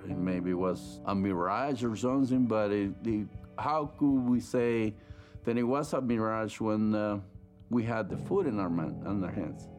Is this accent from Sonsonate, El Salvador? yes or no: no; San Salvador, El Salvador; moved away; I grew up in El Salvador, San Salvador